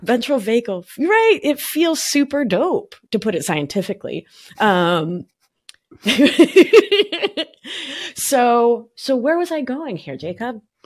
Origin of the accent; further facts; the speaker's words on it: Buenos Aires, Argentina; now in New York, United States; I'm a New Yorker from Buenos Aires